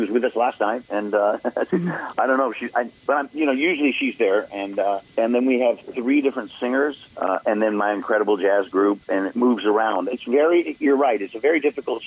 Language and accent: English; Oregon, United States; where I grew up in Oregon